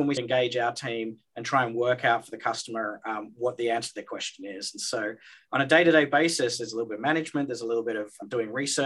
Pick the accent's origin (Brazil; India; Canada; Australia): Australia; moved away; I'm Australian. I did my schooling in Australia